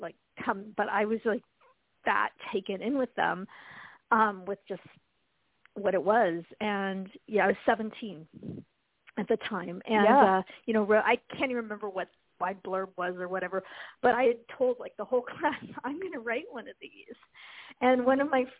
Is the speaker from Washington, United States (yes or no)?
yes; Spokane, Washington, United States; I grew up in Spokane, Washington, so I'm still living in Washington